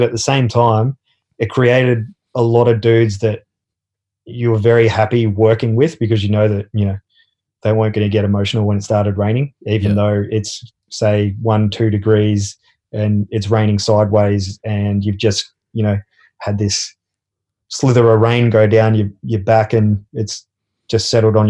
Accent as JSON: {"language": "English", "country": "Australia", "accent": "Australian", "said": "I kept my English or my Australian accent and learned Dutch at the same time"}